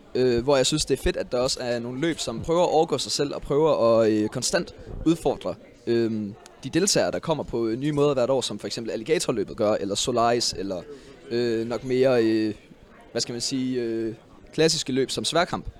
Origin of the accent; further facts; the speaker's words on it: Aarhus, Central Denmark Region, Denmark; min gruppe Gallerne hjemme i Aarhus